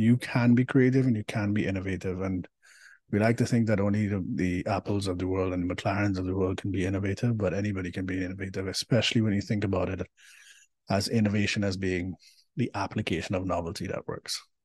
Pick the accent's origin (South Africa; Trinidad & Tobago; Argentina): Trinidad & Tobago; moved away; I am from Trinidad and Tobago originally, and which makes me a Caribbean diaspora in person